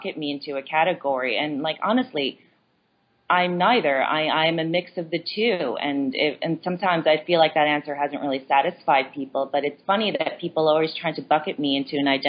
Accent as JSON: {"language": "English", "town": "Long Beach", "region": "New York", "country": "United States", "tie": "born or raised there", "also_born_or_lived": "South Korea", "said": "I grew up in Long Beach, Long Island in New York"}